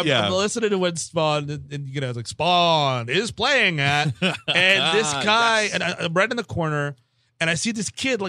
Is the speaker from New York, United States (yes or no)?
yes; New York City, New York, United States; I grew up in the Bronx.